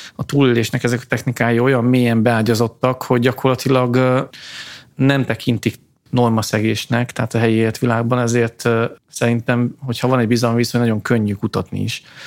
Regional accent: Tiszahát, Transcarpathia, Zakarpattia Oblast, Ukraine; moved away; ott születtem a Tiszaháti településeken

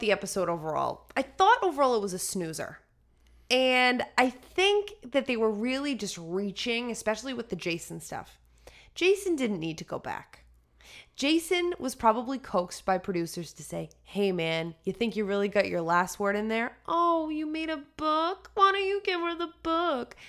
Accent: United States; being an American

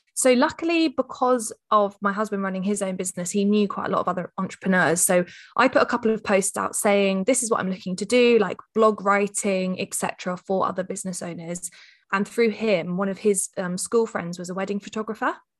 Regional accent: Hampshire, South East England, United Kingdom; I hail from the Shire, which I'm sure anyone that lives in any of the shires calls it the Shire. So Hampshire is where I'm current, coming to you from today

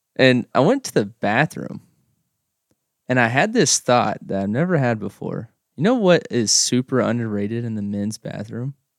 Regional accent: Oklahoma, United States; now in Russell, United States; I grew up in Oklahoma and, uh, from a real small town.

